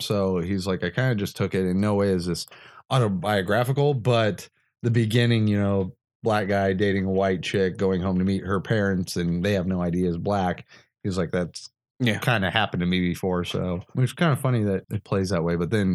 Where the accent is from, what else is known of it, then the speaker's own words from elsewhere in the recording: the North, United States; I'm from the North, so we don't talk like that.